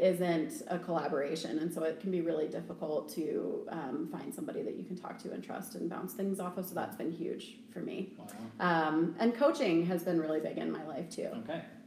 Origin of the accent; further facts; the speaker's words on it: Aurora, Colorado, United States; also born or lived in Greenwood Village, Colorado / Parker, Colorado; I've been here since I was six years old